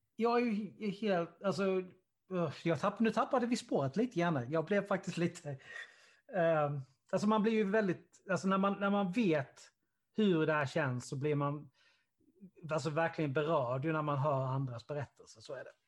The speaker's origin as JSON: {"language": "Swedish", "town": "Karlshamn", "region": "Blekinge", "country": "Sweden", "said": "Karlshamn där, vi, där, vi, där jag kommer ifrån"}